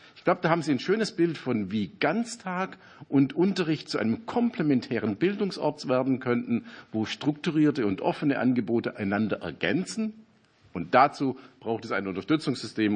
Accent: Ostalb, Baden-Württemberg, Germany; auf der Ostalb, wo ich herkomme

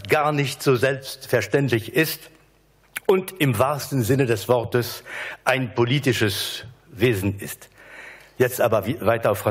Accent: Berlin, Germany; now in France; Ich bin gebürtiger Berliner

